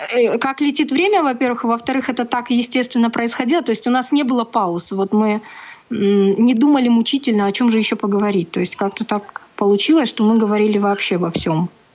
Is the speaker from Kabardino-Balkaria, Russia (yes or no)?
yes; Nalchik, Kabardino-Balkaria, Russia; moved away as an adult; also born or lived in Kislovodsk / Bugulma, Tatarstan; now in Samara, Russia; Я родом не из Татарстана, я родом из Кабардино-Балкарии, город Нальчик